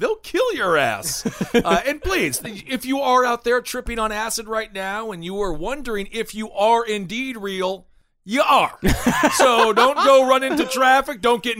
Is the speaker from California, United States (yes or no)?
no; Wisconsin, United States; I'm from Wisconsin